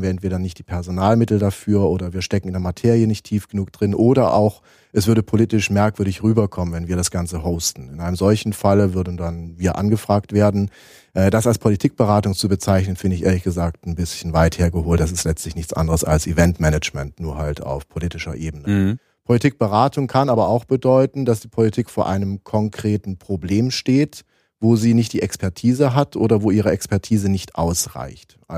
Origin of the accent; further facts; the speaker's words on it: Leipzig, Saxony, Germany; Äh, ich bin in Leipzig geboren, mhm. Äh, Jahrgang 1977. Die ersten Jahre habe ich noch in der DDR verbracht, ähm, bin da auch schön zu den äh, jungen Pionieren und den Thälmann-Pionieren gegangen.